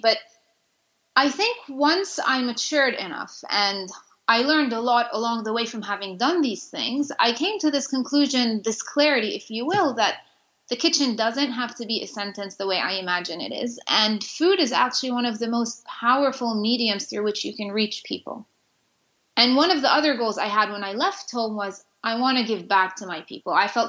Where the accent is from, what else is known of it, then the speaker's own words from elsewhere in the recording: Jerusalem, Jerusalem District, Israel; English is a second language; I grew up in Jerusalem, and I took it for granted that I did not want to end up in the kitchen, because I saw it almost as a sentence.